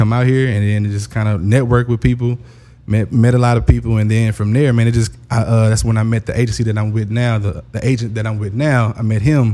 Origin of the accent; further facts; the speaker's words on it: Houston, Texas, United States; I'm from Houston, Texas.